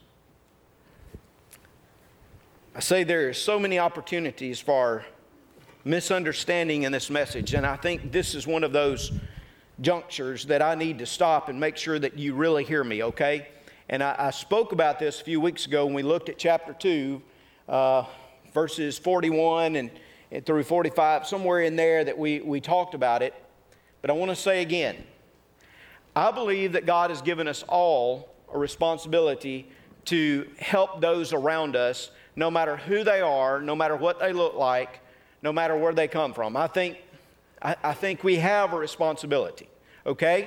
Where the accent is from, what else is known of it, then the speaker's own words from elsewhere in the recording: North Mississippi, United States; I'm from North Mississippi